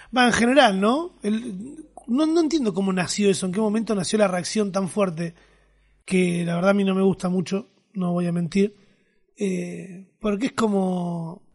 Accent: Argentina; cómo somos los argentinos

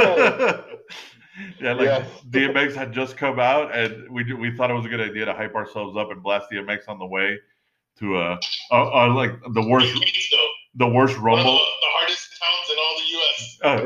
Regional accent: New York, United States; me growing up in New York

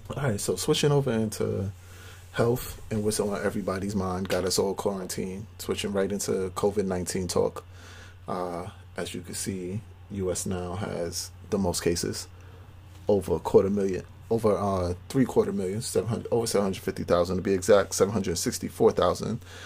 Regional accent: New York City, New York, United States; I grew up in Brownsville

